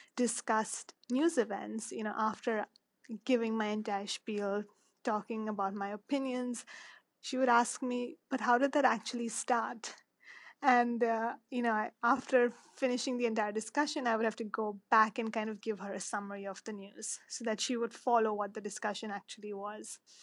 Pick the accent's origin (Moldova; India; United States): India; Mumbai, Maharashtra; moved away as an adult; I was born and raised in Mumbai